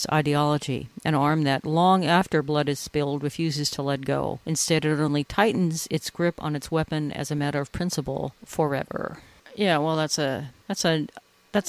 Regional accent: California, United States; now in New York, United States; I grew up in California

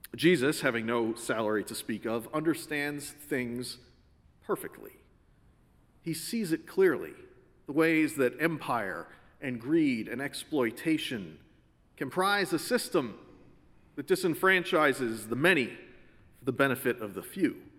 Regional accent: Connecticut, United States; Growing up in Connecticut, we'd all heard the stories

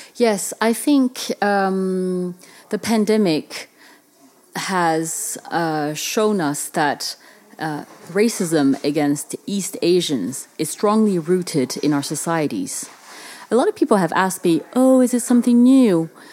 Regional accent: Paris, Île-de-France, France; when I grew up in France

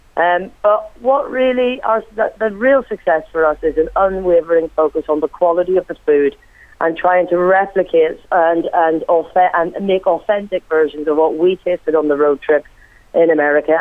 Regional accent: Ireland; moved away; also born or lived in Wales; me being Irish myself

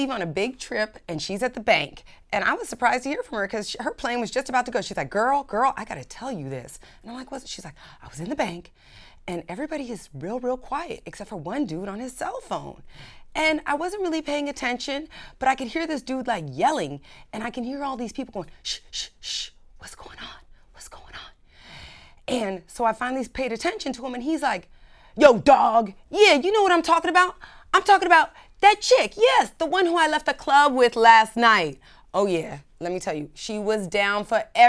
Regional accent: California, United States; now in Miami Beach, United States; I was raised in California by some very liberal parents

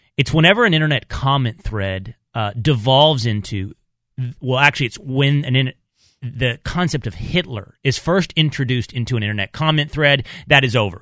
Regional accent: Texas, United States; the music of my childhood growing up in Texas

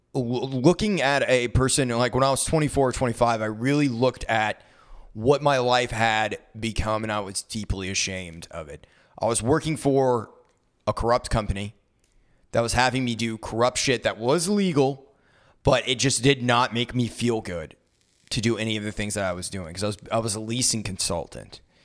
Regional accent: United States; I was born white in America

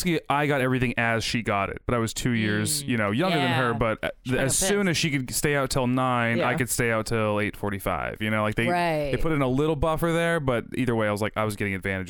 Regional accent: Arizona, United States; I'm from Arizona.

